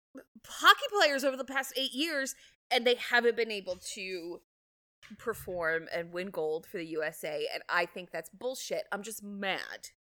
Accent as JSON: {"language": "English", "country": "Australia", "said": "we're very Australian"}